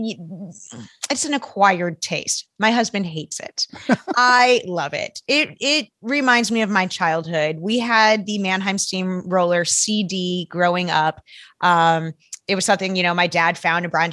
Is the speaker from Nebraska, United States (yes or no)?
no; Arizona, United States; we may have gone back east to where my parents are from, because I grew up in Arizona